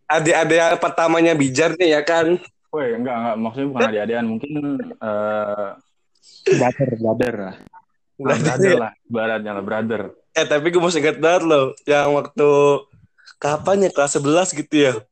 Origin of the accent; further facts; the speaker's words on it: Banten, Indonesia; Wis, itu mah rahasia sih, rahasia orang Banten tuh masih jadi kasih tahu sih.